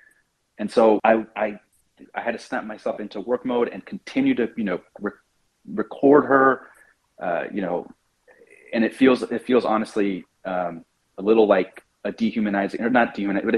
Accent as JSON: {"language": "English", "country": "United States", "said": "because I'm American"}